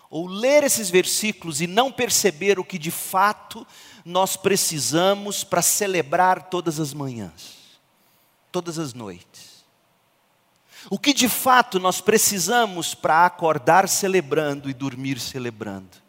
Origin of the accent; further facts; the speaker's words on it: Goiás, Brazil; Eu sou goiano com um jeito mineiro, eu, eu brinco, mas vocês não me.